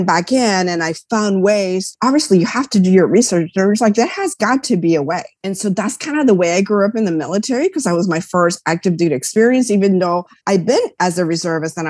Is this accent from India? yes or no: no; Puerto Rico; also born or lived in New York; I grew up in Puerto Rico. So I was born in New York. My parents left when I was a year old. So I basically grew up in Puerto Rico.